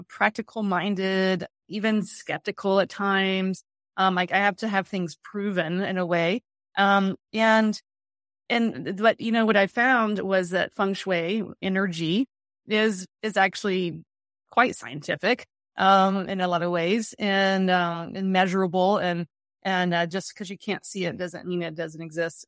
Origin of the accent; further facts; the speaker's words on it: the South, United States; I grew up in the South.